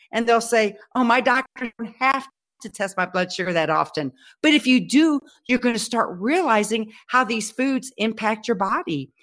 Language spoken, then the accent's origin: English; Texas, United States; I'm a Texan